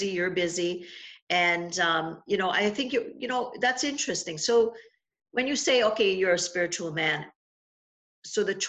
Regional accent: Trinidad & Tobago; now in Niagara, Canada; I grew up in Trinidad

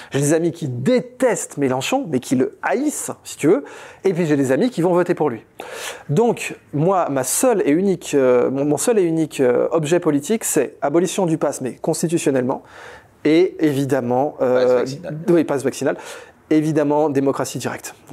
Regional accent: France; Ça veut donc dire que je suis français depuis mes arrière-grands-pères côté maternel et côté paternel.

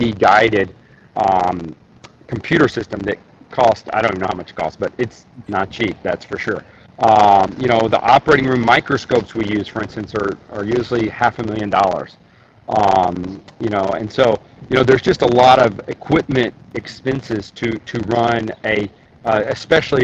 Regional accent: Tennessee, United States; now in Michigan, United States; as you can probably tell from my accent, I am from Tennessee, hence I'm in Tennessee today

